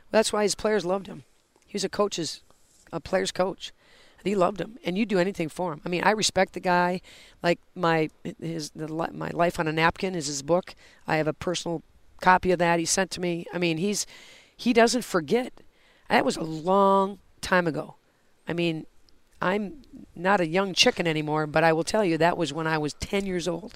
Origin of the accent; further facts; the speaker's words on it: Oregon, Wisconsin, United States; moved away as an adult; now in St. Louis, United States; I grew up in Oregon, Wisconsin.